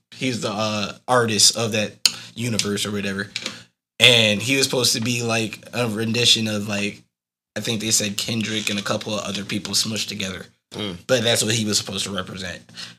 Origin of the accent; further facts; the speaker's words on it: Arkansas, United States; also born or lived in Ghana; my parents are from Ghana. I was born there, but I have nothing, no clue about it. I grew up in Arkansas.